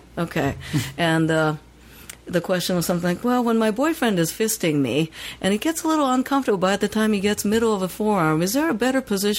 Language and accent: English; Tokyo, Japan; now in San Francisco, United States; growing up in Tokyo